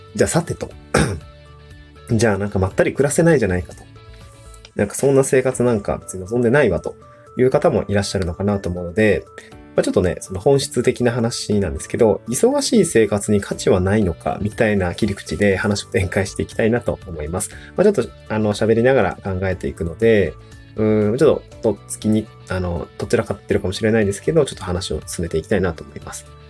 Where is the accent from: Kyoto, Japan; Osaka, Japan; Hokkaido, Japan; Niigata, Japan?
Niigata, Japan; also born or lived in Tokyo / Aomori; now in Awaji Island, Japan; 新潟僕がの出身の新潟県新潟 市